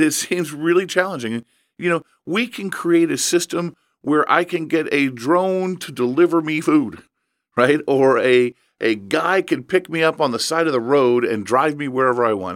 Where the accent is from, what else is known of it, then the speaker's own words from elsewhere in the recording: Evansville, Indiana, United States; I grew up in Evansville